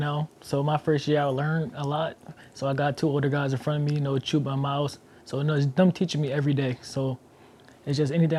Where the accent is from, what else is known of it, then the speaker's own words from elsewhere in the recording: Philadelphia, Pennsylvania, United States; I come from Philly, so we are hard-nosed people.